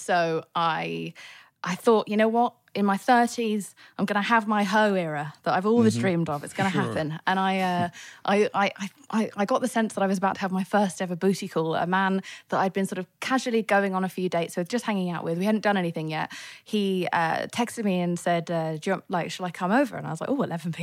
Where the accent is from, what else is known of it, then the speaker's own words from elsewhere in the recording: England, United Kingdom; moved away as an adult; now in United States; I'm English